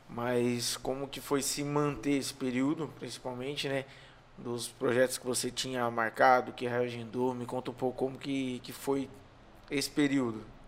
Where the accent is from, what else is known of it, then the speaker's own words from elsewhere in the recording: São Paulo, Brazil; now in Maracanaú, Brazil; Eu sou forasteiro, né? Sou de São Paulo, mas vim para cá